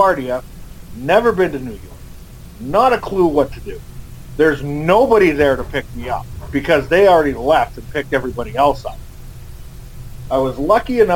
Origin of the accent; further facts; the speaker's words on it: St. Albert, Alberta, Canada; I'm from St. Albert, Alberta